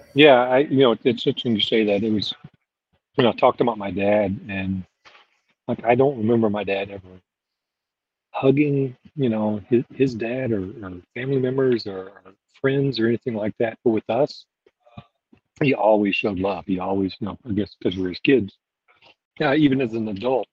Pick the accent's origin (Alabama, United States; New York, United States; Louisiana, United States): Louisiana, United States; now in Fort Myers, United States; I grew up in Louisiana and I'm currently living in Fort Myers, Florida